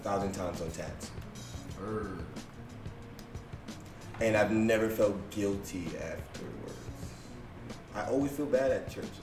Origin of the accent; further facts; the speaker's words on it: New York City, New York, United States; moved away; also born or lived in West Indies; I'm from Brooklyn. My church was on the corner, 83rd, Tilden